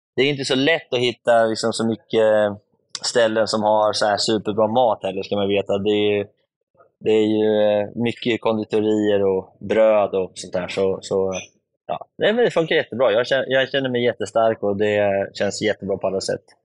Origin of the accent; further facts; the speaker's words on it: Sweden; hemma i Sverige